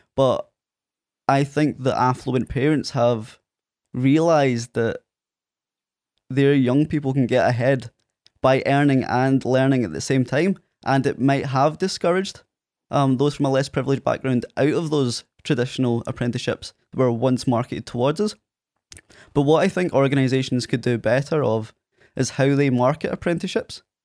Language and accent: English; Prestwick, Scotland, United Kingdom; accent: Scottish; also born or lived in Ayr; Presswick, my hometown where Craig's from, uh, and explained it was on the west coast of Scotland